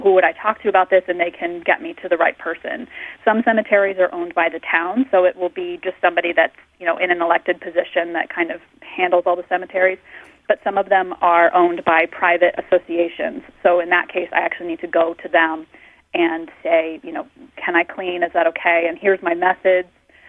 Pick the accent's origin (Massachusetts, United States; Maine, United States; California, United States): Maine, United States; I grew up in Maine and around a lot of old cemeteries, and in Vermont I started to do a lot of research around here